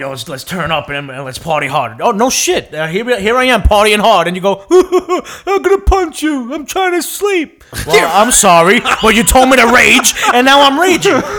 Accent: New York City, New York, United States; I was born in Jacoby. I was born in Jacoby in the Bronx.

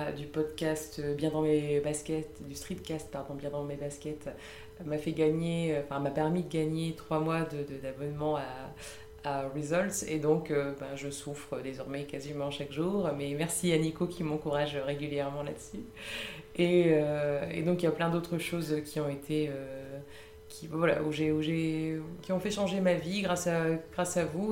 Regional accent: Lille, Hauts-de-France, France; moved away as an adult; now in Paris, France; je suis à la base, je suis originaire de Lille.

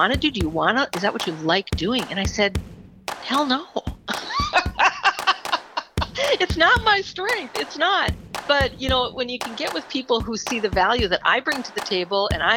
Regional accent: Villard, Minnesota, United States; I actually grew up 20 miles south of Alexandria in a small town, Villard, Minnesota.

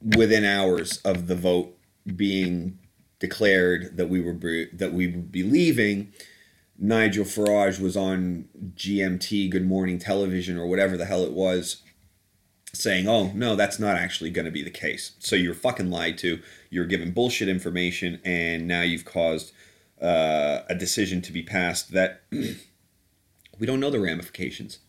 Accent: Canada; moved away as an adult; also born or lived in United Kingdom (born) / Southeast London; now in London, United Kingdom; I'm, uh, British by birth, but I grew up in Canada

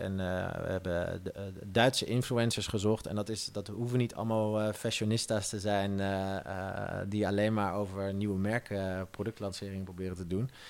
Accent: Netherlands; als Nederlander

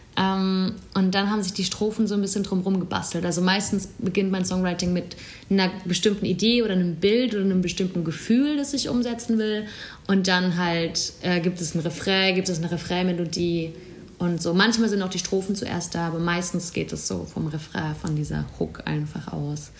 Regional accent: Bruchsal, Baden-Württemberg, Germany; moved away as an adult; now in Berlin, Germany; Ich komme aus einer Kleinstadt, Bruchsal ist bei Karlsruhe. Und ich komme nochmal von einem Dorf in der Nähe vom Bruchsal

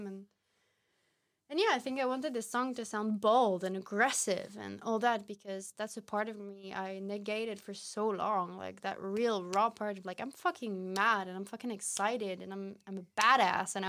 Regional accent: Paris, Île-de-France, France; moved away as an adult; now in Amsterdam, Netherlands; when I was growing up in Paris.

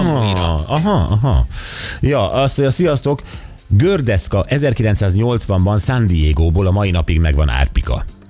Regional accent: Kecskemét, Bács-Kiskun, Hungary; Kecskeméten, ahol fölnőttem

